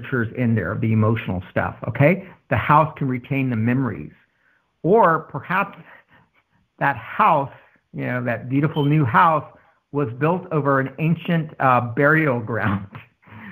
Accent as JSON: {"language": "English", "town": "San Antonio", "region": "Texas", "country": "United States", "tie": "born or raised there", "said": "Growing up in San Antonio"}